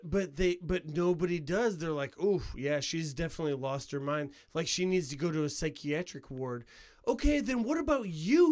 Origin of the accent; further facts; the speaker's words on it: Couts, Indiana, United States; I'm from Couts, dude. Couts, Indiana